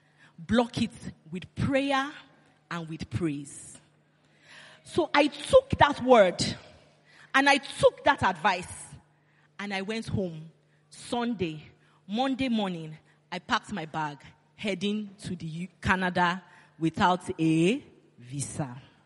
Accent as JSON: {"language": "English", "country": "Nigeria"}